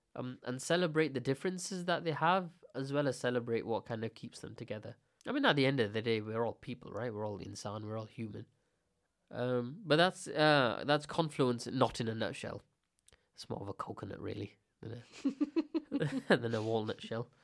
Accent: India; I'm Indian

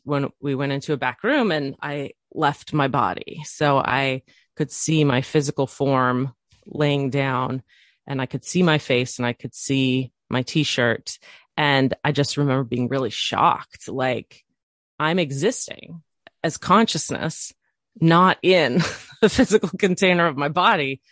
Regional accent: island outside of Seattle, Washington, United States; also born or lived in Chicago suburb, Illinois; When I was ten, we moved across the country to this little island that I live on currently, which is outside of Seattle

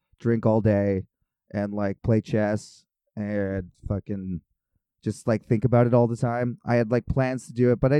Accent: Kelowna, British Columbia, Canada; I'm from Kelowna.

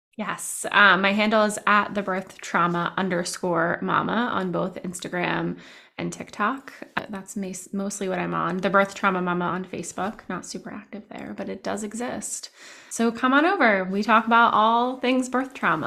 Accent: New Jersey, United States; now in Downingtown, United States; I'm also from New Jersey

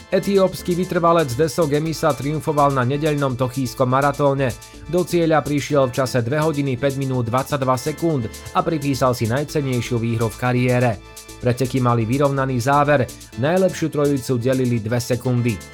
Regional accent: Žilina Region, Slovakia; Keďže som z Liptova, kde halu nemáme, po sústredení v Monte Gorde som dva týždne trénovala vo Švédsku, potom vo Švajčiarsku a potom som pretekala vo Francúzsku.

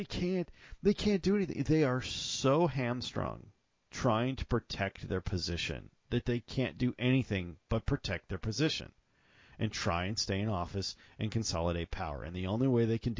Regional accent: the South, United States; I'm from the South. That's kind of how we think about things down here

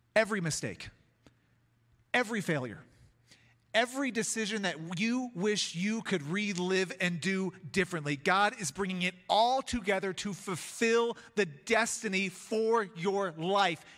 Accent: Chicago, Illinois, United States; now in Colorado, United States; I'm a kid from Chicago

